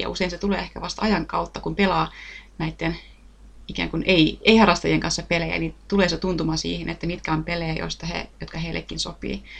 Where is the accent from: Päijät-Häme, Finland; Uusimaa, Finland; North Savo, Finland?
Päijät-Häme, Finland; Lahti; itse mä oon tuolta Lahdesta kotoisin